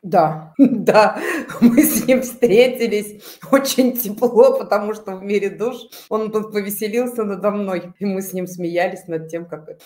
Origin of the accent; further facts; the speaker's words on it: Tatarstan, Russia; я родилась э, в Татарстане